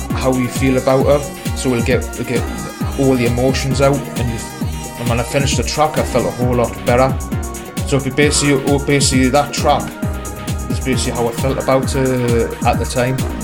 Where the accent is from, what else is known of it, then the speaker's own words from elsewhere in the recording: Newcastle upon Tyne, North East England, United Kingdom; I'm just a working class lad from, from Newcastle